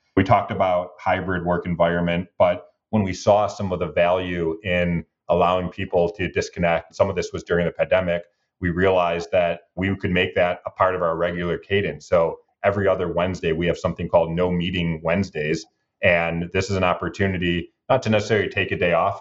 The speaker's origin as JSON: {"language": "English", "town": "Detroit", "region": "Michigan", "country": "United States", "tie": "born or raised there", "also_born_or_lived": "New York", "said": "I'm born and raised in Detroit"}